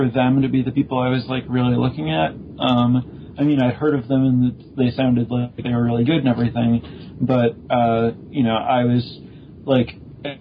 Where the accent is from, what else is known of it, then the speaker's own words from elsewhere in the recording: Chicago, Illinois, United States; I grew up in the Chicago area.